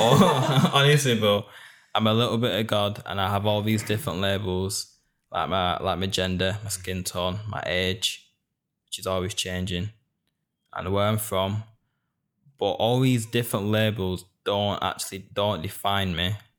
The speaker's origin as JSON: {"language": "English", "town": "Bolton", "region": "North West England", "country": "United Kingdom", "tie": "born or raised there", "also_born_or_lived": "Hounslow", "said": "born in Hounslow, and I was raised in Bolton. Born in the South, and I was raised up north. Being a northerner in England is a massive part of who I am."}